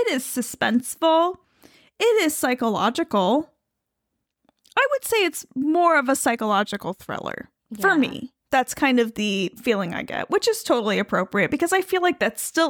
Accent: New York, United States; But I am Italian American from the capital region, and we do tend to say things like coffee

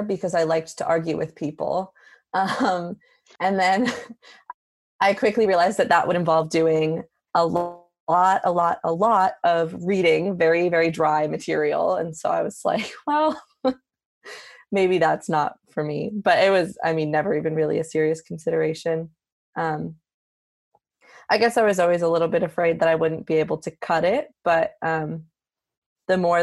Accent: Philadelphia, Pennsylvania, United States; moved away as an adult; also born or lived in New Hampshire; now in Davis, United States; I am originally from the Philadelphia area.

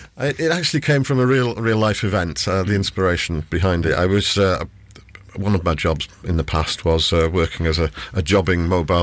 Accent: North East England, United Kingdom; accent: Geordie; But I wasn't born there. I was born on Tyneside. I'm a Geordie, really, but the Geordie accent doesn't come out all that often these days.

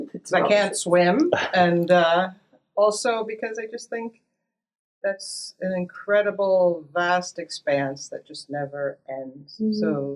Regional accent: New Jersey, United States; also born or lived in Paterson, New Jersey; Well, I kind of like to say that I was born Salesian. I grew up here in New Jersey, in Hailden. But my dad's family and my mom's family, we're from St. Anthony's on Beach Street in Paterson

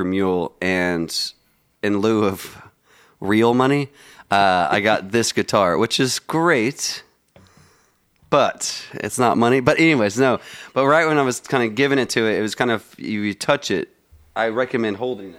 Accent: Dallas, Texas, United States; I grew up in Lakewood

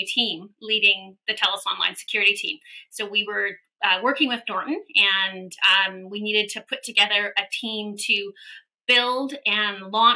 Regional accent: Vancouver, British Columbia, Canada; I am actually, born and raised in Vancouver

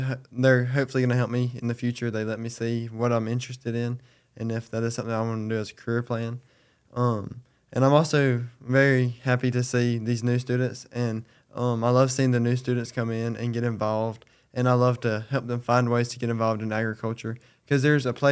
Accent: Belton, South Carolina, United States; I'm from Belton, South Carolina

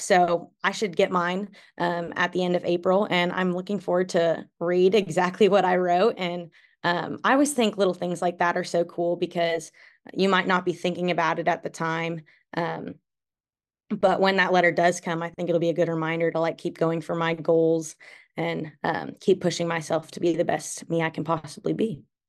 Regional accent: Darlington, Wisconsin, United States; moved away; I'm from Darlington, Wisconsin. I'm currently a junior at Oklahoma State

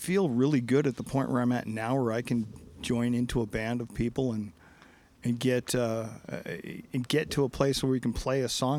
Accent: San Clemente, California, United States; also born or lived in Simi Valley, California; We moved from Simi Valley to San Clemente

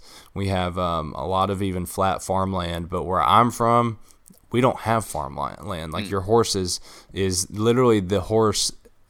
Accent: Kentucky, United States; But listen, I'm from Eastern Kentucky. We have, like, I'm willing to bet the majority of the state's public land is where I'm from.

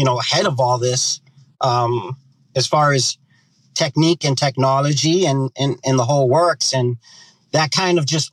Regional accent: Boston, Massachusetts, United States; I'm born and raised in Boston, Massachusetts

